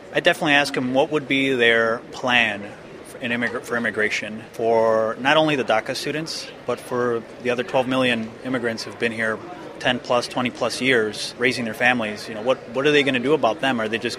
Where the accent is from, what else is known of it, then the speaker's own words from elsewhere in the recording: Chicago, Illinois, United States; I'm an electrical and computer engineering major, and I'm from Chicago, Illinois.